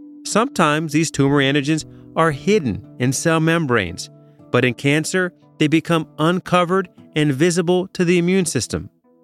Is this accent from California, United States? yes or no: no; Chicago, Illinois, United States; born there; I was born in Chicago in a hospital called Michael Reese Hospital, which I'm not sure if it's still around.